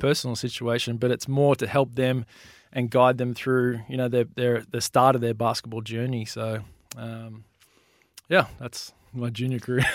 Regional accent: Melbourne, Victoria, Australia; I grew up in Melbourne and, and played junior

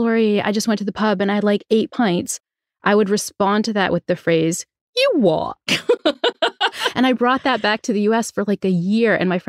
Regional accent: New Bedford, Massachusetts, United States; accent: New Bedford; I grew up in New Bedford, Massachusetts, and had what to the uninitiated would sound like a terrible Boston accent. You're from Boston, you'd know it was a New Bedford accent

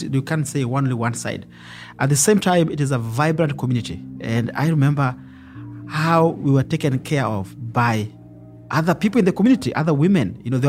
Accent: Nairobi, Kenya; I come from Kibera slum, which is one of the largest slums in Africa.

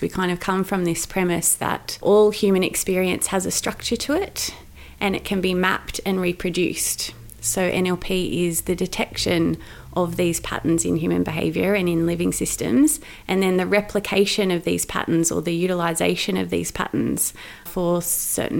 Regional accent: Sydney, New South Wales, Australia; now in Melbourne, Australia; So I grew up in Sydney. I grew up in a beautiful part of Sydney with the Royal National Park.

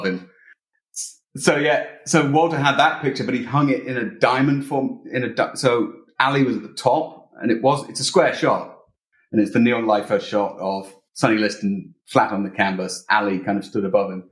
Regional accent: United Kingdom; also born or lived in Illinois; I'm British.

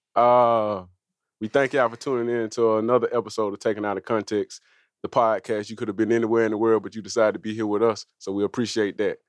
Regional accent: Birmingham, Alabama, United States; I'm really from Birmingham

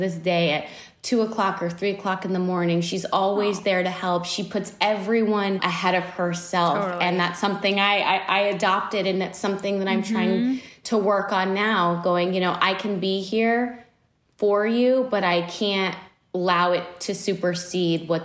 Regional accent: Texas, United States; moved away; Texas, which is my hometown

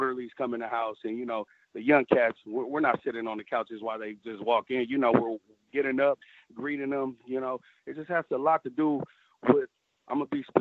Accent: Sacramento, California, United States; also born or lived in San Francisco, California; I'm actually grew up in Sacramento, California, about an hour and 30 minutes away.

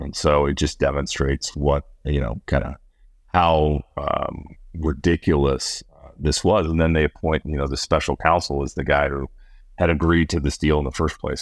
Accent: Iowa, United States; my home state of Iowa

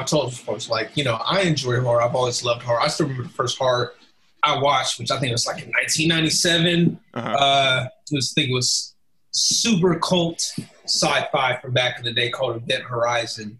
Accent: Alabama, United States; we're both from Alabama

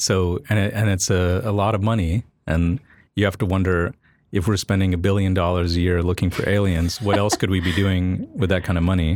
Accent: Cocoa Beach, Florida, United States; moved away; I grew up in Florida

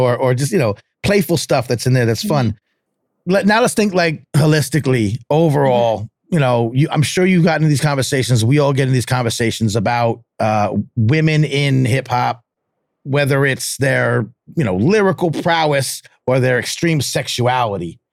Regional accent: New York area, United States; I'm from New York area

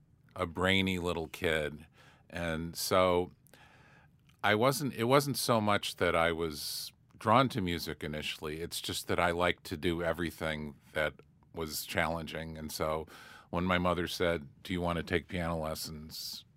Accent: Syracuse, New York, United States; born or raised there

